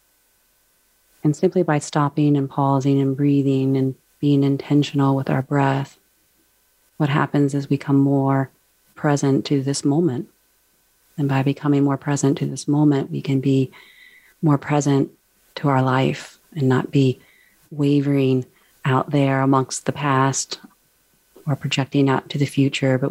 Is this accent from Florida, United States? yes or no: no; Charlottesville, Virginia, United States; I grew up near Charlottesville, Virginia, and that's where I reside now.